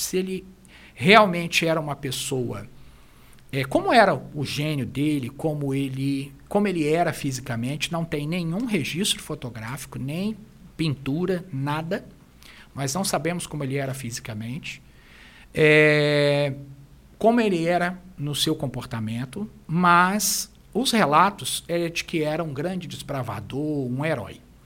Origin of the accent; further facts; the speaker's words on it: Brazil; como brasileiros